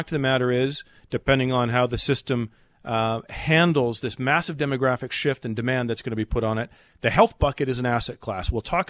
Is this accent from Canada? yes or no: yes; Canada; as a Canadian